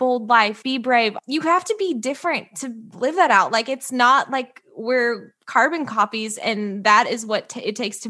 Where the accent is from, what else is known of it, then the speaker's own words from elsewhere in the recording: outside of Columbia, Missouri, United States; moved away; I'm from Missouri, outside of Columbia